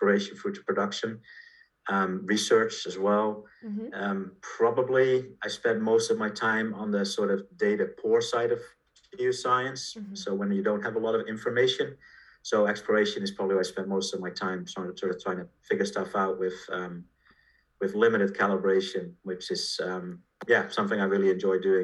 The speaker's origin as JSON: {"language": "English", "country": "Netherlands", "tie": "born or raised there", "said": "I was born in Holland, went to school there, and primary, secondary, and university."}